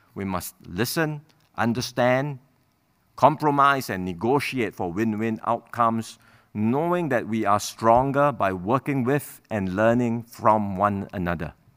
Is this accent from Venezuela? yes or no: no; Singapore; So we may be Chinese, Malay, Indian, Eurasian, or any other race, but we are first and foremost Singaporeans